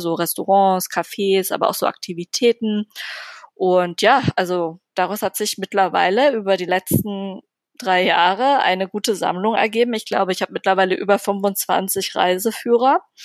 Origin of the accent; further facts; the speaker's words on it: Berlin, Germany; ich bin Berlinerin.